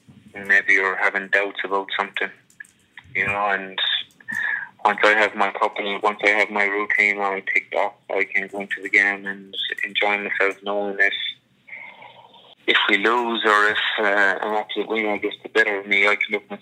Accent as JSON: {"language": "English", "region": "Munster", "country": "Ireland", "tie": "born or raised there", "said": "I got to grow up around the corner from it."}